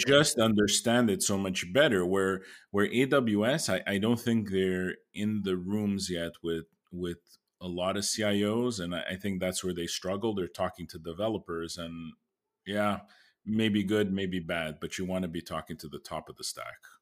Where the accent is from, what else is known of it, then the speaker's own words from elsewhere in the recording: Canada; as a Canadian